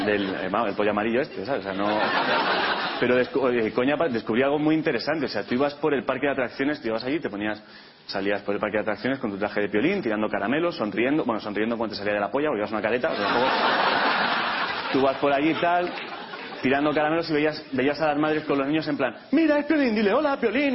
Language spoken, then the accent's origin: Spanish; Catalonia, Spain; Yo vengo de Cataluña